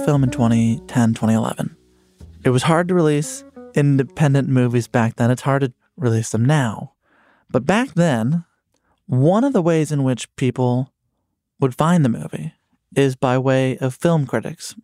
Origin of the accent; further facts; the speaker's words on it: Chicago, Illinois, United States; I'm from Chicago